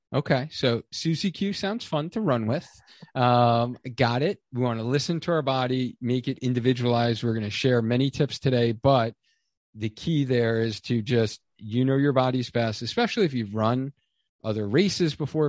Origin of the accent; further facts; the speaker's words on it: New York, United States; moved away; being a New Yorker originally